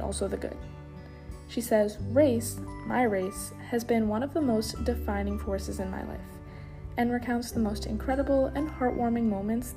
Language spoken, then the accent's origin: English; Sharon, United States; the people I grew up with in Sharon